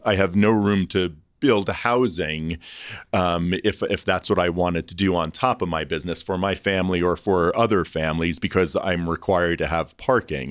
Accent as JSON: {"language": "English", "area": "Long Island", "region": "New York", "country": "United States", "tie": "born or raised there", "also_born_or_lived": "Toronto", "moved": "as an adult", "said": "I grew up on Long Island, so it's not the city. It's not New York"}